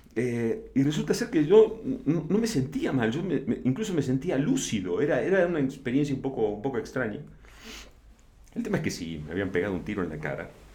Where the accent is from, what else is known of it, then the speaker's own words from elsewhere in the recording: Argentina; moved away as an adult; also born or lived in Buenos Aires / La Plata; now in Mexico; soy argentino